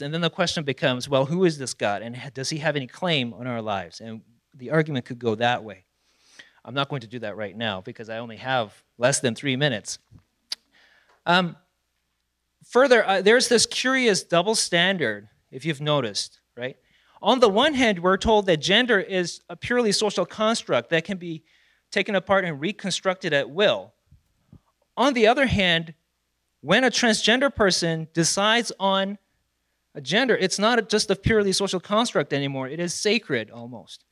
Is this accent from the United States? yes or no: no; South Korea; moved away; I was born and raised in South Korea